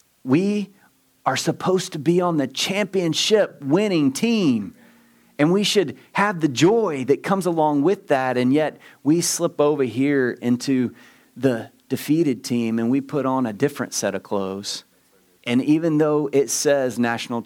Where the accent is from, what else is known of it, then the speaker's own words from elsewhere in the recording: Southeast Texas, United States; I'm from Southeast Texas